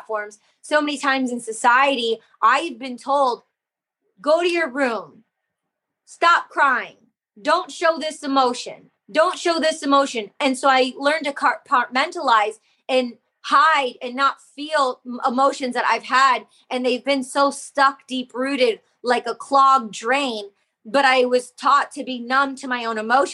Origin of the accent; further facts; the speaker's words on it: Detroit, Michigan, United States; I grew up in the Detroit electronic music scene with all the best international DJs from around the world